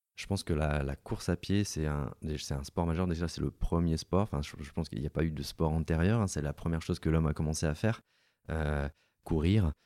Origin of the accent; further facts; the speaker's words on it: Gap, Provence-Alpes-Côte d'Azur, France; also born or lived in Lille / Paris; je suis originaire de Gap dans les Hautes-Alpes